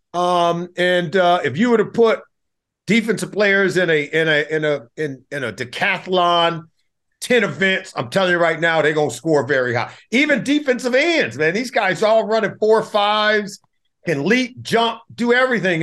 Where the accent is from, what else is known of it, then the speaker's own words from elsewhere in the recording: Compton, California, United States; I grew up in Compton, California